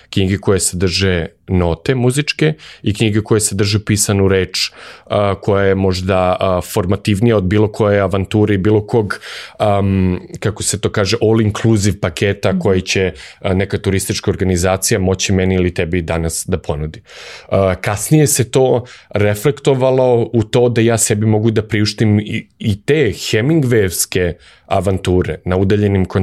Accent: Belgrade, Serbia; ja sam odrastao u Beogradu

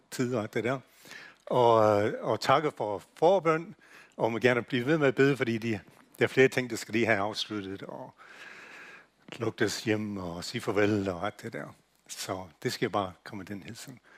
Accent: United States; Danish is a second language; now in Denmark; jeg kommer fra USA, så hvis jeg udtaler ting forkert, så er det derfor, jeg gør det.

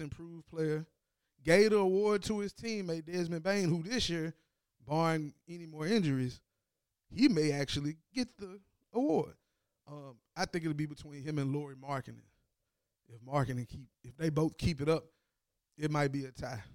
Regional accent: Tennessee, United States; I'm from Tennessee

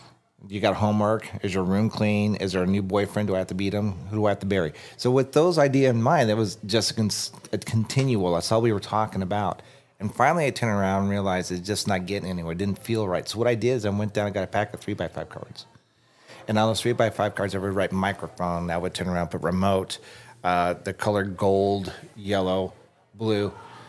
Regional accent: Tucson, Arizona, United States; I'm from Tucson.

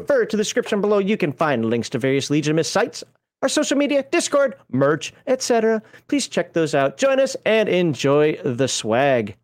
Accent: United States; being an American

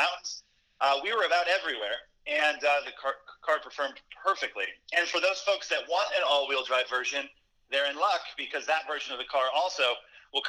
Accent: Chicago, Illinois, United States; the Windy City in Chicago, my hometown

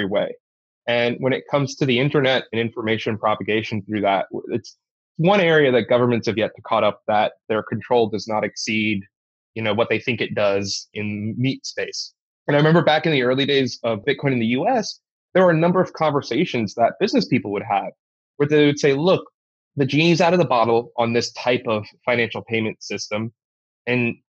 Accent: United States; an American

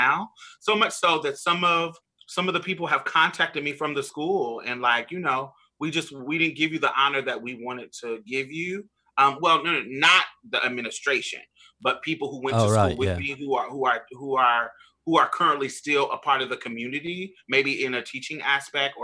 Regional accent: Indiana, United States; moved away; also born or lived in Boston, Massachusetts / Mississippi; I'm from Indiana. So that's like the Midwest

